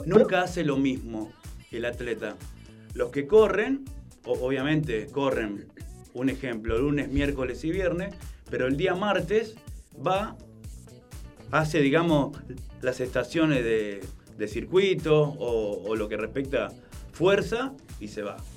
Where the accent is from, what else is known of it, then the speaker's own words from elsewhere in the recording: Funes, Santa Fe, Argentina; Yo soy de Funes, pero bueno, estamos en Roldán